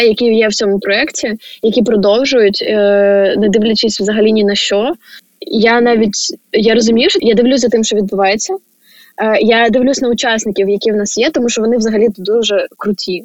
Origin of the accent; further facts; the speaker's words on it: Chernihiv, Chernihiv Oblast, Ukraine; я з Чернігова